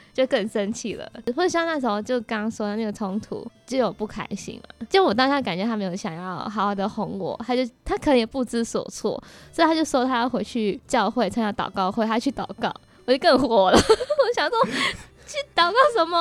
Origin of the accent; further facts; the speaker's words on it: Malaysia; moved away; 我是来自马来西亚